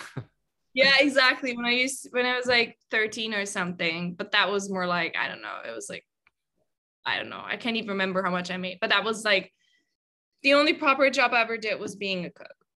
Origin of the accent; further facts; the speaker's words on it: Germany; moved away as an adult; I'm originally from Germany. Um, I've been away from Germany for about, oh, I can't even calculate, maybe like six years, five, six years.